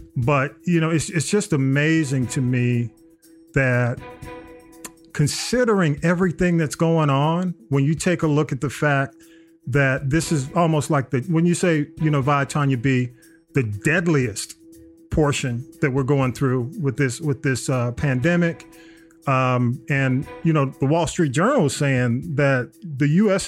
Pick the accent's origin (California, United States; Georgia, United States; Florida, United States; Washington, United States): Georgia, United States; I'm from Georgia. I grew up in Georgia